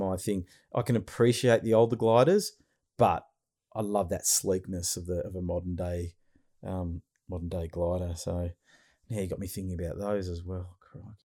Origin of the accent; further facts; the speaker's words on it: Frankston, Victoria, Australia; I was born in Frankston.